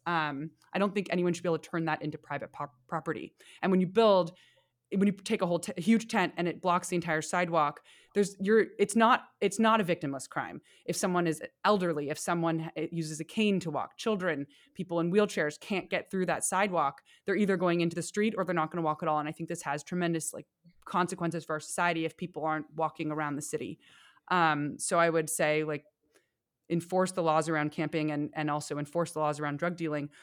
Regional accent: San Francisco, California, United States; when I was growing up in San Francisco

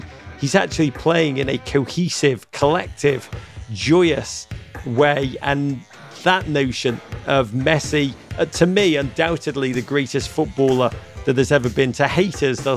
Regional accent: Liverpool, North West England, United Kingdom; moved away as an adult; also born or lived in Chicago; now in United States; hearing my accent, I am from Liverpool, but do not be thrown by my accent.

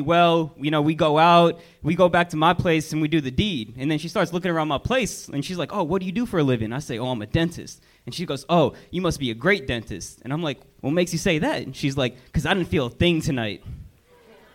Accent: Las Vegas, Nevada, United States; I'm from Vegas

